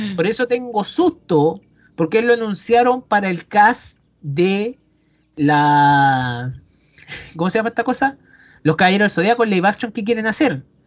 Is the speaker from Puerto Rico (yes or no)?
no; Chile; Somos chilena.